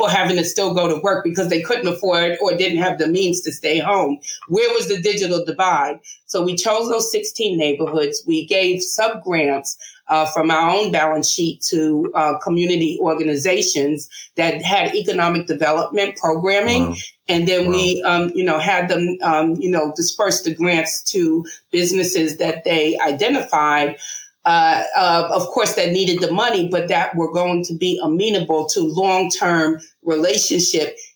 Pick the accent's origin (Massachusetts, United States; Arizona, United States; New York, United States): New York, United States; New York City; I'm a Brooklyn girl